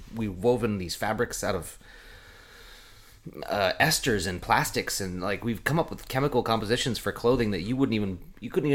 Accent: Eugene, Oregon, United States; moved away; when I was growing up in Eugene

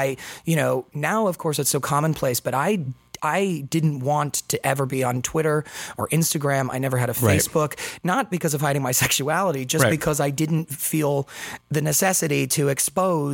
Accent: Las Vegas, Nevada, United States; Las Vegas is my hometown

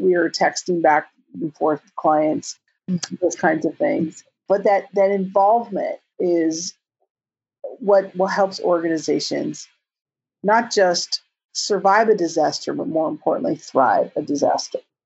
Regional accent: California, United States; I'm from California

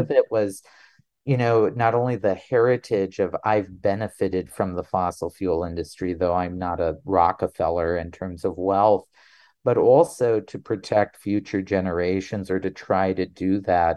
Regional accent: North Dakota, United States; born or raised there; also born or lived in South Carolina; now in Utah, United States

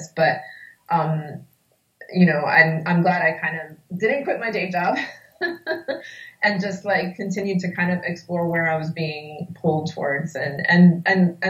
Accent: New York, United States; I grew up in the Washington Heights neighborhood of New York, which is in Upper Manhattan

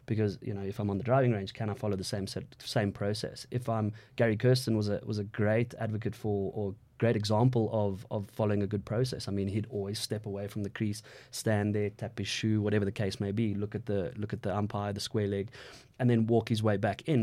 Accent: South Africa; I'm a South African male

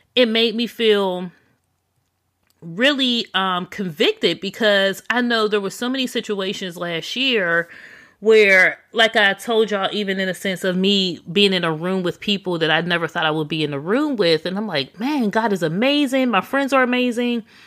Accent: Pittsburgh, Pennsylvania, United States; moved away; back in my hometown of Pittsburgh

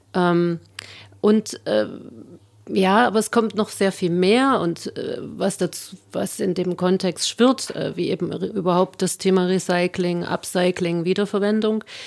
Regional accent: Jena, Thuringia, Germany; Ich bin in Jena Kernbergen aufgewachsen

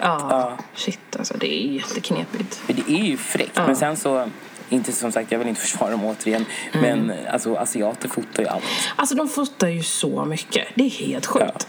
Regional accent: Sweden; jag är född i Sverige men mina föräldrar de har sina rötter i Uganda

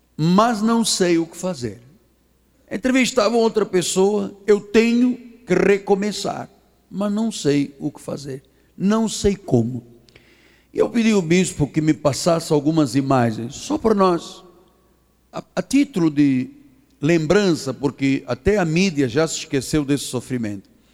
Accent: Angola; moved away; also born or lived in Portugal; eu nasci em Angola, eu sou africano

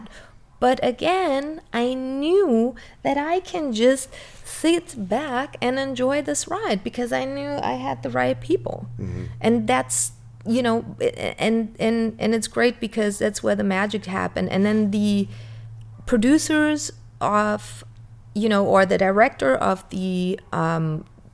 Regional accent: Germany; my parents were foreigners and me growing up in Germany.

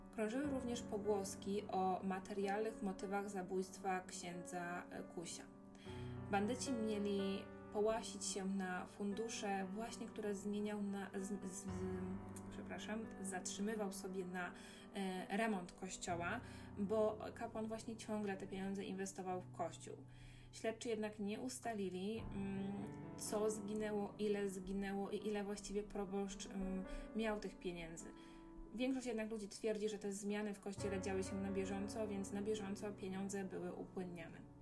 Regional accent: Rybnik, Silesian Voivodeship, Poland; sama jestem z Rybnika

